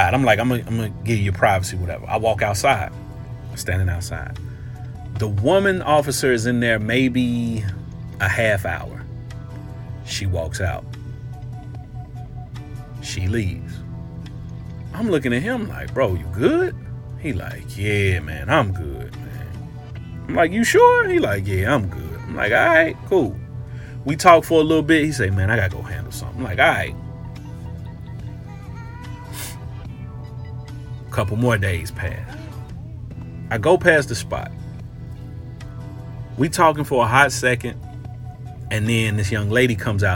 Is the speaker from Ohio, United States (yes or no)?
yes; Cincinnati, Ohio, United States; moved away as an adult; also born or lived in Florida; my old neighborhood where I grew up in the Fay Apartments